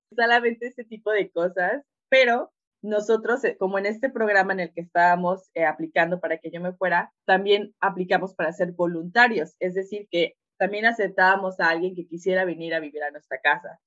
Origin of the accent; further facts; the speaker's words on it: Oaxaca, Mexico; moved away as an adult; also born or lived in Veracruz / Serbia / Hungary / China; yo nací en Oaxaca, mi familia es muy unida